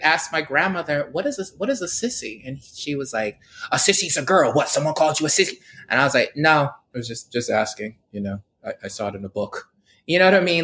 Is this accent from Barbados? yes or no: yes; Barbados; moved away; I grew up in Barbados